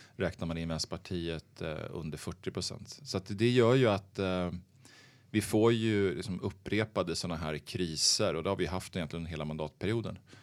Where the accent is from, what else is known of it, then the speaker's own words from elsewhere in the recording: Örebro, Örebro County, Sweden; moved away as an adult; now in Stockholm, Sweden; jag är född i Stockholm, uppvuxen i eh, Örebro, eh, där jag gått i skolan